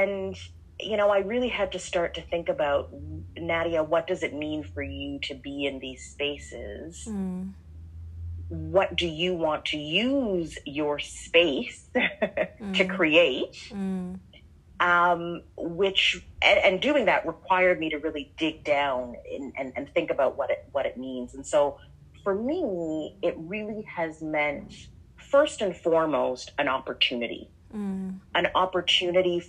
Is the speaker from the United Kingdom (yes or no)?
no; Canada; moved away as an adult; now in Atlanta, United States; I am a Canadian diplomat, currently based in Atlanta, Georgia